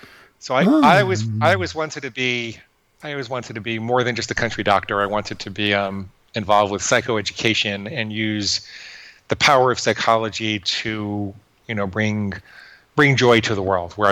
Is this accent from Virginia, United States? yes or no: yes; Fort Alexandria, Virginia, United States; born there; I was born in Walter Reed Army Hospital in Fort Alexandria, Virginia, which is just outside of Washington, D.C.